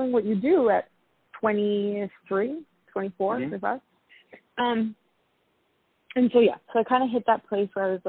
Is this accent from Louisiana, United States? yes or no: no; New York City, New York, United States; also born or lived in London; being that I'm from New York City, the rat race is very common